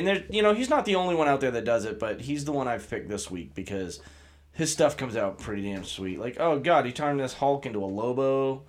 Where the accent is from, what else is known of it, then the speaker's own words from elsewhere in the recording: Scotland, United Kingdom; Is it because I'm Scottish?